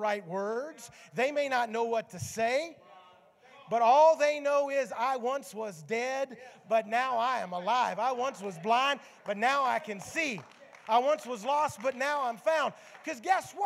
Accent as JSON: {"language": "English", "town": "Memphis", "region": "Tennessee", "country": "United States", "tie": "born or raised there", "said": "My grandmother was one of the four founding members of my home church in Memphis, Tennessee."}